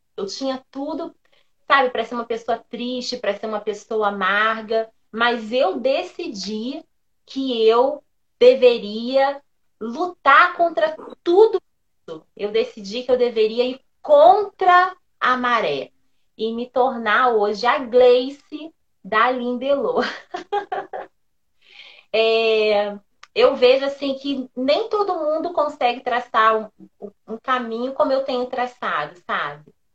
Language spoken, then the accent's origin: Portuguese; São Gonçalo, Rio de Janeiro, Brazil; moved away; eu sou do Rio, sou de São Gonçalo, moramos durante muitos anos lá